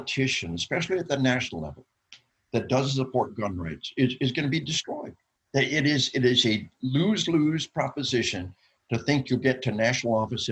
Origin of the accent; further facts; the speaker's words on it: Arkansas, United States; We are from Arkansas